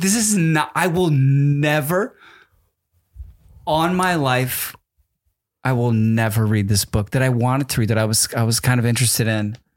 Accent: New Jersey, United States; in New Jersey, when I was a little kid

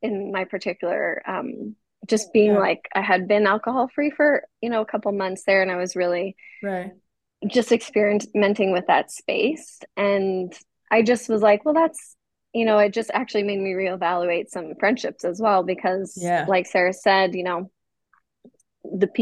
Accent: Edmonton, Alberta, Canada; moved away as an adult; now in Kansas City, United States; growing up in Canada, we are around alcohol at a very young age

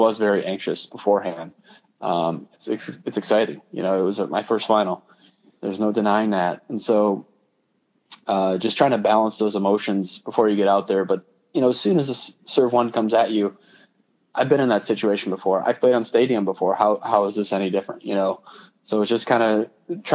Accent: Minnesota, United States; I'm from Minnesota.

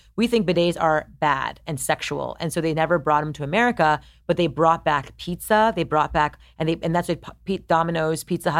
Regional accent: Montreal, Quebec, Canada; I'm Montreal.

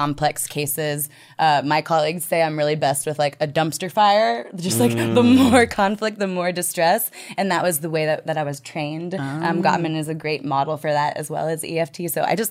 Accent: Austin, Texas, United States; also born or lived in Brooklyn; I'm from Austin, Texas

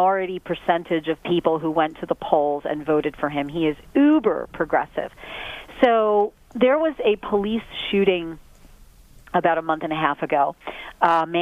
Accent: Philadelphia, Pennsylvania, United States; I'm from Philadelphia

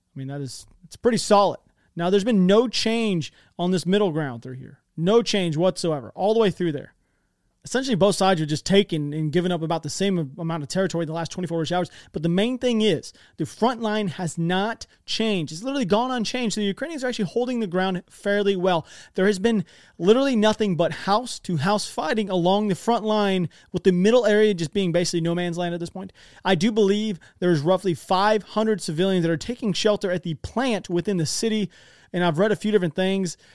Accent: United States; I'm American. You know, I speak American.

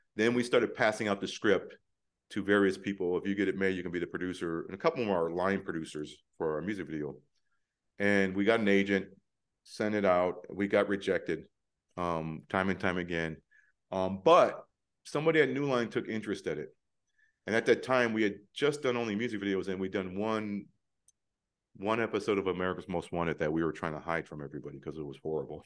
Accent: Detroit, Michigan, United States; moved away; also born or lived in Prague; growing up in Detroit, when you're twins

